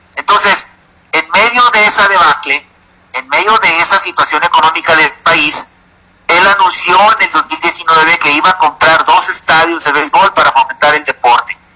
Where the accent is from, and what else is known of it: Mexico